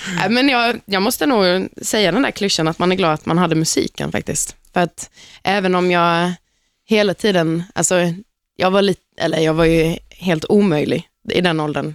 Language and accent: Swedish; Halmstad, Halland County, Sweden; Jag är från Halmstad själv